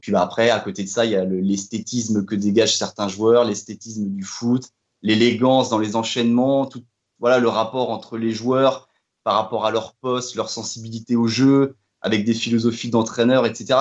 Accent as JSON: {"language": "French", "town": "Fougères", "region": "Brittany", "country": "France", "tie": "born or raised there", "said": "j'ai grandi, j'ai grandi du côté de Fougères"}